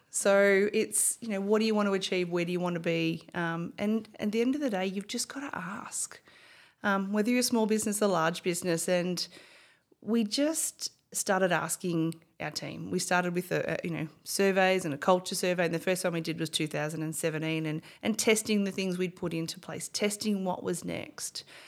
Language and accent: English; Bendigo, Victoria, Australia; also born or lived in Melbourne; I was born and bred in Bendigo